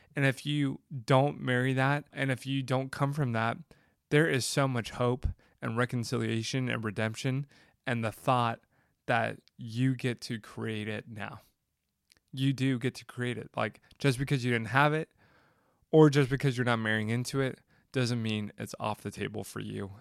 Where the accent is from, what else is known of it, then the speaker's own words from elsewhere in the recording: the South, United States; I grew up in the South where family was everything